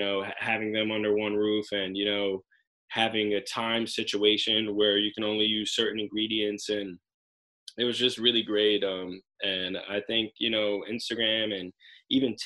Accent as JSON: {"language": "English", "town": "Union", "region": "New Jersey", "country": "United States", "said": "From Union, New Jersey, have a pizzeria in Roselle Park and Asbury Park, New Jersey"}